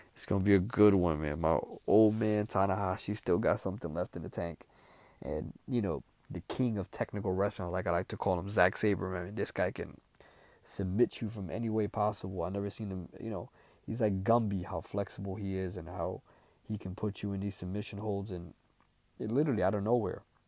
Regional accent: Tampa, Florida, United States; they're here in my hometown

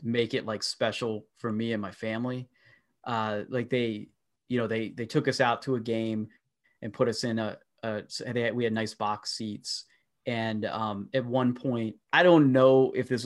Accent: small town in Pennsylvania, United States; I'm from a small town, so not a ton goes on here

